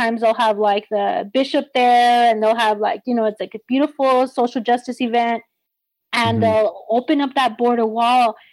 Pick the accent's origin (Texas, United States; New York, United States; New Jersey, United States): Texas, United States; El Paso; born and raised in El Paso, right here on the border